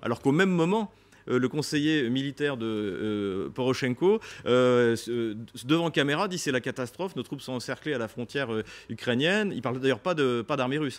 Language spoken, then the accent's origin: French; France; en tant que Français